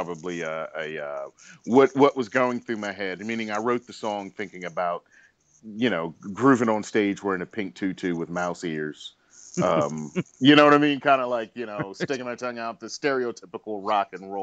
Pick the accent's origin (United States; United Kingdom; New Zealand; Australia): United States; Washington, District of Columbia; I grew up in Washington D.C.